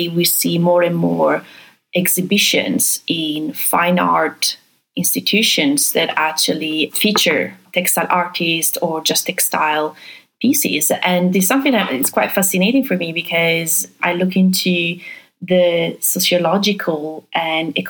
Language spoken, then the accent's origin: English; Venice area, Veneto, Italy; moved away; I grew up in the Venice area in Italy